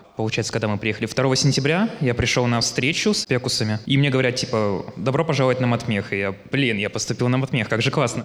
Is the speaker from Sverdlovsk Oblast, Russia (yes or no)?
yes; Yekaterinburg, Sverdlovsk Oblast, Russia; я из Екатеринбурга.